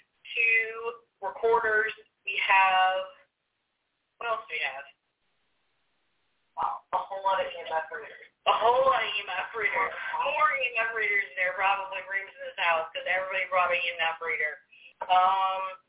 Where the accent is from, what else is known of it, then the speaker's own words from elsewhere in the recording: Georgia, United States; now in Gettysburg, United States; I'm from Georgia